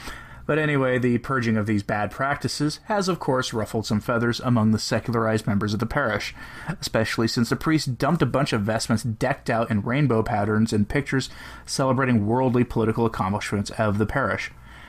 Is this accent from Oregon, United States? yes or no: yes; Portland, Oregon, United States; moved away; I'm originally from Portland, Oregon, or at least close to there, and had lived in the city of Portland for a total of about 10 years, and spent a lot more time than that in total in that city.